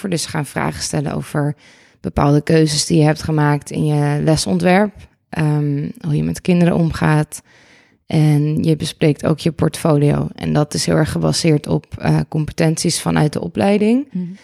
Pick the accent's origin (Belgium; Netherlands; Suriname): Netherlands; Amsterdam, North Holland; Ik ben eh … Ik ben 32 jaar uit Amsterdam.